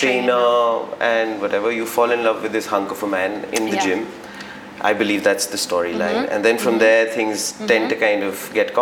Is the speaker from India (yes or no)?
yes; Delhi, India; now in Mumbai, India; I'm from Delhi